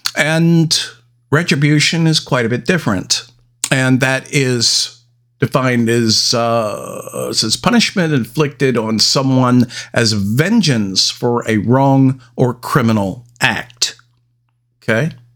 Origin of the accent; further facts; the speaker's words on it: Salem, Oregon, United States; right in my neck of the woods, right in my hometown